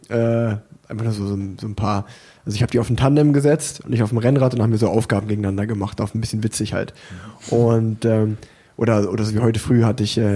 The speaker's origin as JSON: {"language": "German", "town": "Unna", "region": "North Rhine-Westphalia", "country": "Germany", "tie": "born there", "lives_now": "Cologne, Germany", "said": "Ich meine, als gebürtiger Uneraner, das liegt ja eigentlich äh"}